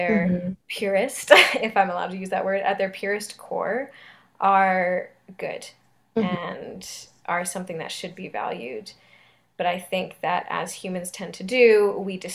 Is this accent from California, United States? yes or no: yes; Southern California, United States; I'm from Southern California